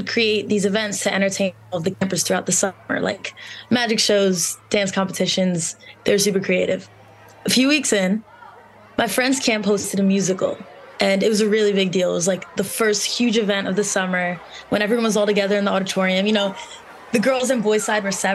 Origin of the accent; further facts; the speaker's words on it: Long Island, New York, United States; I grew up on Long Island